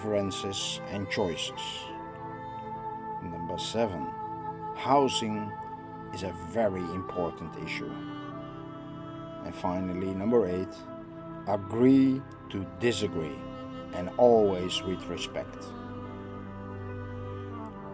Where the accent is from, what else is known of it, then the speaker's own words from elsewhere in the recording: Netherlands; I am from the Netherlands